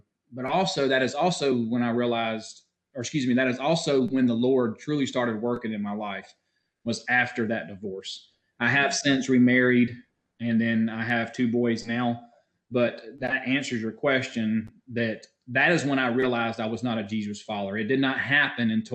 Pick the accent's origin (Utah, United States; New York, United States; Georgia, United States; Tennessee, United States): Georgia, United States; Warner Robins; I did grow up here in Warner Robins. I've lived here all my life